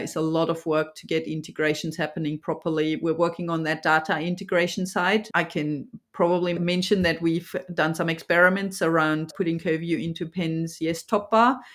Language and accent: English; Germany; now in Australia; I'm obviously from Germany